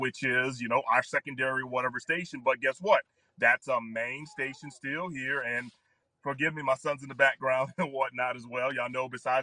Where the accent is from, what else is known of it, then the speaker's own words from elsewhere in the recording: Baton Rouge, Louisiana, United States; I grew up in South Louisiana. I was in the Baton Rouge market